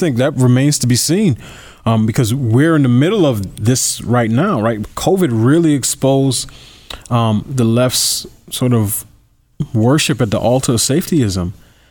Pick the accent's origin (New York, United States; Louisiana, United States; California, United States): New York, United States; I grew up in New York as a New Yorker